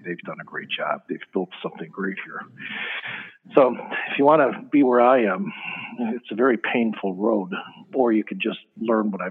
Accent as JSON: {"language": "English", "town": "Chicago", "region": "Illinois", "country": "United States", "said": "I'm from Chicago"}